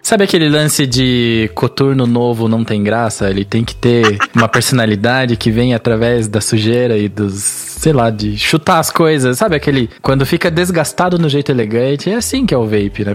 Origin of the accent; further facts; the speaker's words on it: Curitiba, Paraná, Brazil; Eu sou de Curitiba